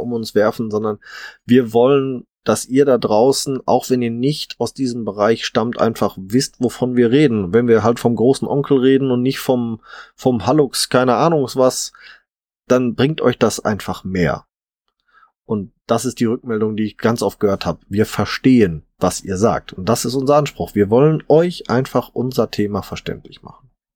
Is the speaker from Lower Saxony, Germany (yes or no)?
no; Ruhr area, North Rhine-Westphalia, Germany; bei uns im Ruhrpott